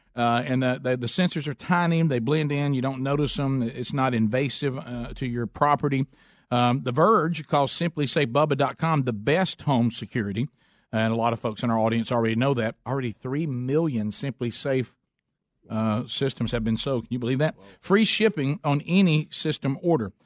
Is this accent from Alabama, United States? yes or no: yes; Oxford, Alabama, United States; Oxford, Alabama, my hometown